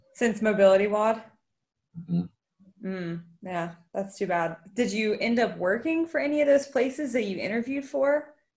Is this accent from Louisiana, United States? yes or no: yes; Mandeville, Louisiana, United States; moved away; I lived in Mandeville until Katrina